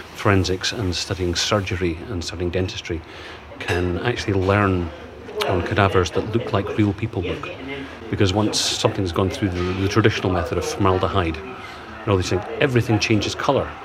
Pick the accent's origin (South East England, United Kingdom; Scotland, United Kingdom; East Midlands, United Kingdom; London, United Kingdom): Scotland, United Kingdom; we're both Scottish